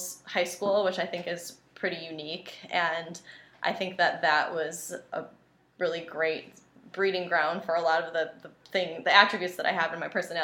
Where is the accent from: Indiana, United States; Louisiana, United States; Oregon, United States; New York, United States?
New York, United States; Western; I grew up in the Western New York area